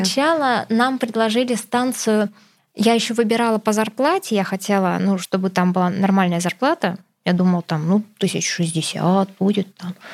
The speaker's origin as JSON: {"language": "Russian", "region": "Krasnoyarsk Krai", "country": "Russia", "tie": "born or raised there", "said": "Я из Красноярского края, и мы, как у всех, кто живет в Красноярском крае, все едут в Хакасию отдыхать"}